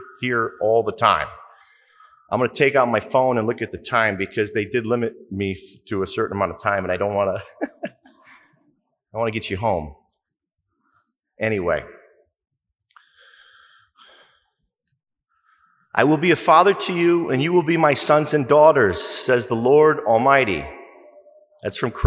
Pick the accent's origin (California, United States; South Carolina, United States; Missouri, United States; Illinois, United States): Illinois, United States; Waukegan; I grew up in Waukegan, eighth of nine kids